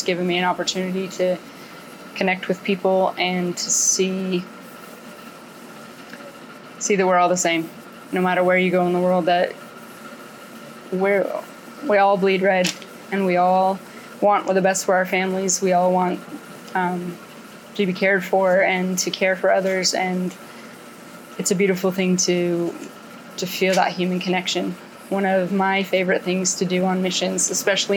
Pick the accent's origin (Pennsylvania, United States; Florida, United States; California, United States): California, United States; I'm a pre-post nurse from California.